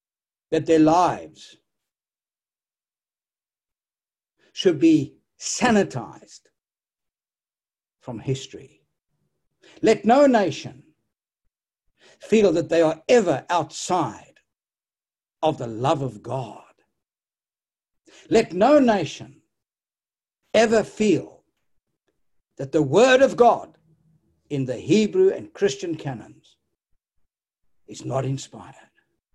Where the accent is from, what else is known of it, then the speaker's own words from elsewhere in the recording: South Africa; Listen, I came from South Africa and I saw that 30 million people were dehumanized and robbed of their human dignity